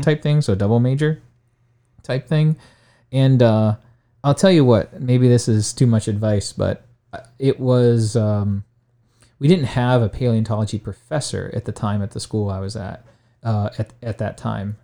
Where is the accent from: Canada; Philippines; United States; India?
United States; Alliance, Ohio; I grew up in Alliance, Ohio, which is in Stark County